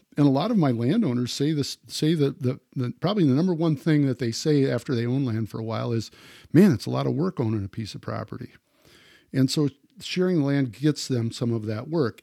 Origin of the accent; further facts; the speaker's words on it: Wisconsin, United States; growing up in Wisconsin